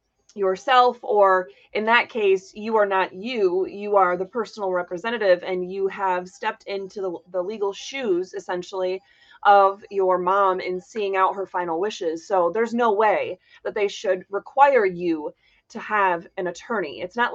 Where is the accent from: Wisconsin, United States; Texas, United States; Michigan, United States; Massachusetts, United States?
Michigan, United States; Hancock; born there; I was born up there. Well, okay, I was born in Hancock. I'm actually not sure what county Hancock is in, but I think it's the same county. Anyway, that's where my family is from.